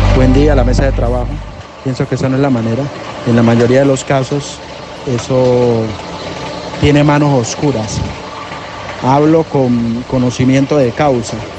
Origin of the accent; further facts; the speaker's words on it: Tumaco, Nariño, Colombia; yo vengo de Tumaco